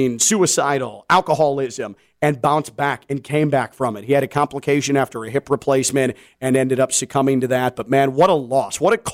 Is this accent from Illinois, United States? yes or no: yes; Chicago, Illinois, United States; I grew up around Mexicans and Puerto Ricans in suburban Chicago. That's who I was raised with.